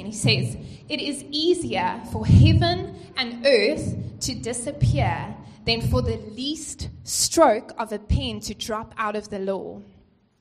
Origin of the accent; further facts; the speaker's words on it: East London, Eastern Cape, South Africa; moved away as an adult; I came from the Eastern Cape in East London, and I came up here to study, and I just haven't left.